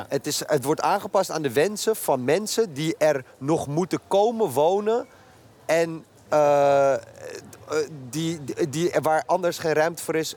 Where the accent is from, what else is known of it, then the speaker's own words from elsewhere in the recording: Amsterdam, North Holland, Netherlands; ik uit Noord kom en daar gewoon op de basis... gewoon de middelbare school op gezeten